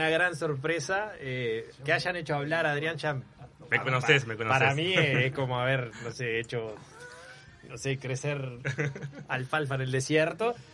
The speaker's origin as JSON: {"language": "Spanish", "region": "Canelones", "country": "Uruguay", "tie": "born or raised there", "also_born_or_lived": "Montevideo", "moved": "as an adult", "lives_now": "Maldonado, Uruguay", "said": "Salgo de Canelones, que es donde yo nací y donde, donde viví toda la vida. Bueno, nací en Montevideo en realidad, pero eh, viví en Canelones toda la vida."}